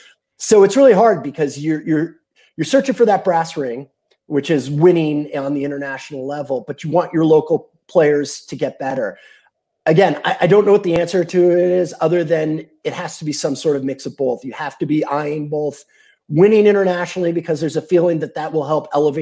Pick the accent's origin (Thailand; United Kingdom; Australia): United Kingdom; England; born there; I had a British passport. I was born in England. I didn't learn my baseball in the UK.